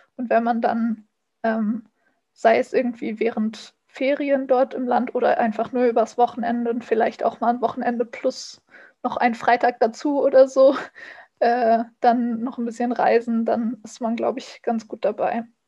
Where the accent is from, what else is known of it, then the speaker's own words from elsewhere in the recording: Germany; als Deutsche